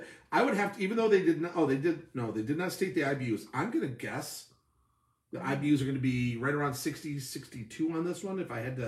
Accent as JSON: {"language": "English", "town": "Buffalo", "region": "New York", "country": "United States", "said": "we come from Buffalo, where they used to send people to get unaccented to go be on national TV."}